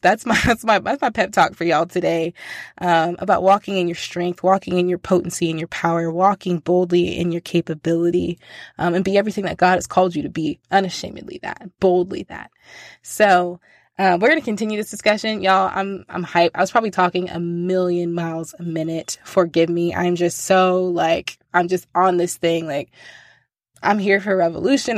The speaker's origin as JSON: {"language": "English", "country": "United States", "said": "I'm American, and I'm deeply American in that I speak one language and one language only."}